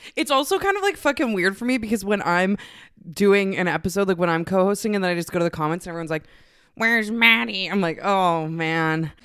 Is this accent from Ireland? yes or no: no; Canada; I'm a lesbian from Canada